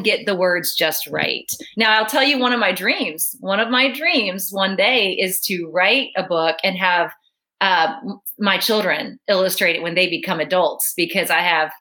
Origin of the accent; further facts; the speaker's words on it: Virginia, United States; now in Dallas, United States; I grew up in Virginia too